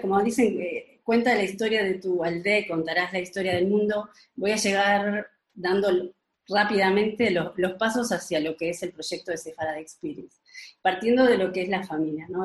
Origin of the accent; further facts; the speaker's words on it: Uruguay; now in Spain; nací en Uruguay